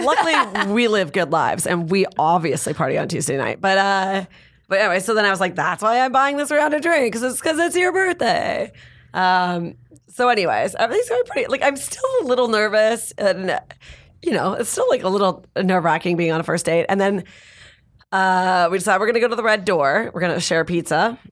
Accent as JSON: {"language": "English", "country": "Canada", "moved": "yes", "lives_now": "Los Angeles, United States", "said": "I'm from Canada"}